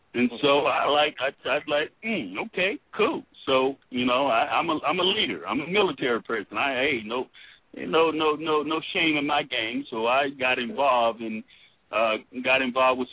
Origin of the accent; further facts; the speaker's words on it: Miami, Florida, United States; moved away as an adult; now in Louisville, United States; I'm not originally from Louisville, Kentucky. I'm from Miami, Florida, and retired here from Fort Knox